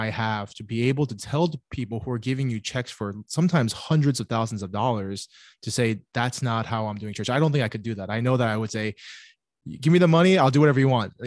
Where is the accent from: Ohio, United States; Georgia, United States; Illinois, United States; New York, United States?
New York, United States; New York City; also born or lived in Cape Town, South Africa; I grew up in New York. My family is here